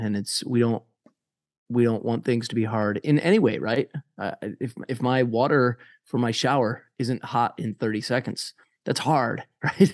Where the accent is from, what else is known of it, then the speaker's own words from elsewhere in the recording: United States; my, uh, independence as an American